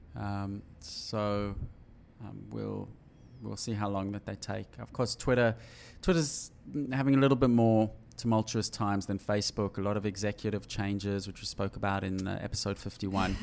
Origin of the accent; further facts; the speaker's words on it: South Africa; When I was growing up in South Africa